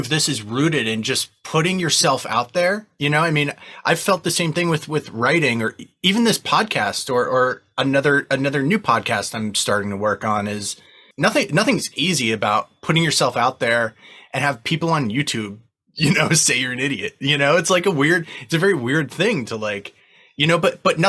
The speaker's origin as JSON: {"language": "English", "region": "New Jersey", "country": "United States", "said": "we're from Jersey"}